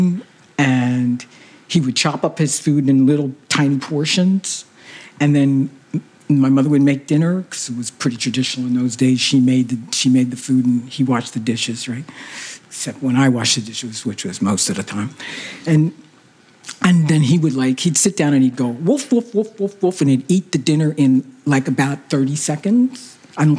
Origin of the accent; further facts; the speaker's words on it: Philadelphia, Pennsylvania, United States; moved away as an adult; now in Canada; I was raised in Philadelphia, and I came to Canada in 1961 to go to McGill University